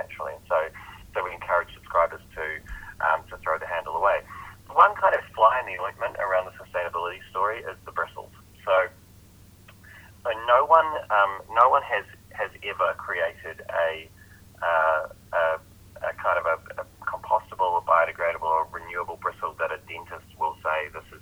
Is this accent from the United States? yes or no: no; New Zealand; I'm a New Zealander